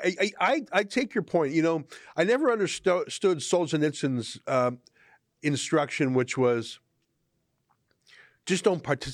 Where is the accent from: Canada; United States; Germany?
Canada; as a Canadian